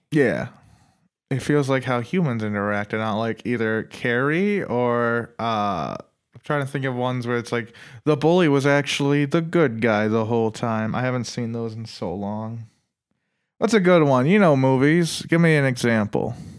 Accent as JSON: {"language": "English", "country": "Ireland", "said": "I'm Irish"}